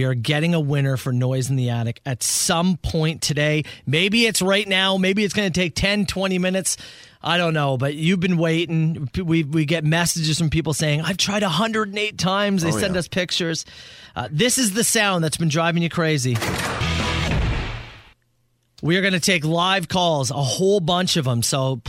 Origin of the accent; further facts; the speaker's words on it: Woodstock, Ontario, Canada; born there; also born or lived in British Columbia; I've been all over. I was born in Woodstock, went to BC, came back to Ontario.